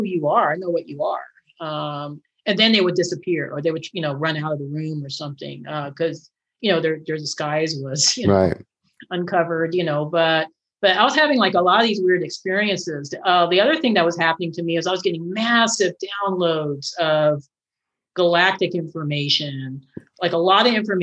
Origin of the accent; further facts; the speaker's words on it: Castle Rock, Colorado, United States; right here in my hometown of Castle Rock, Colorado. I live in Castle Rock, which is just south of Denver